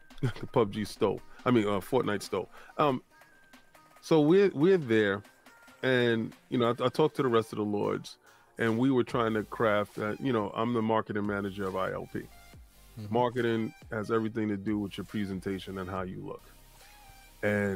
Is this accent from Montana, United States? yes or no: no; New York City, New York, United States; I grew up in the Bronx